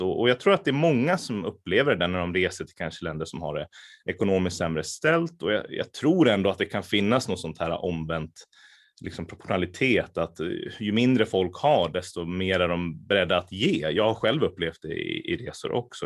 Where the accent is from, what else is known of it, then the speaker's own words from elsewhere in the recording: Västerås, Västmanland, Sweden; also born or lived in Lebanon; jag är från Västerås från början